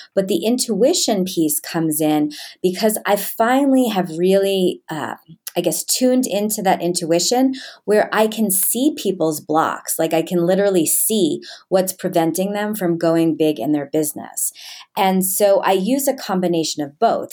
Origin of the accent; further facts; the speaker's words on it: New York, United States; I grew up in New York in, um, a pretty well-to-do area.